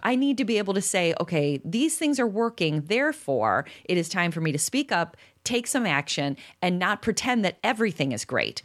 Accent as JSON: {"language": "English", "town": "Chicago", "region": "Illinois", "country": "United States", "said": "I'm from Chicago"}